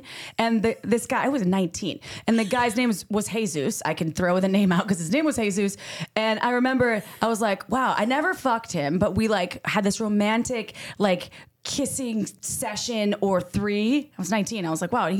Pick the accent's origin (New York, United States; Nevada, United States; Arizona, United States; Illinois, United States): Illinois, United States; Woodstock; I was born at 10:26 AM in Woodstock, Illinois. I'm from the Midwest